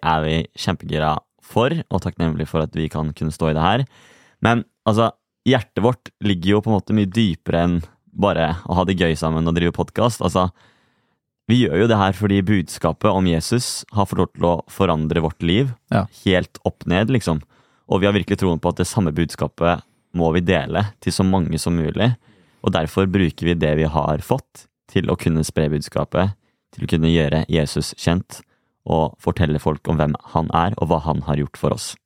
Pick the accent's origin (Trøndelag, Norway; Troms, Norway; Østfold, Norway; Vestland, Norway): Østfold, Norway; Halden; also born or lived in Asker / Bærum; Jeg er nå fra Halden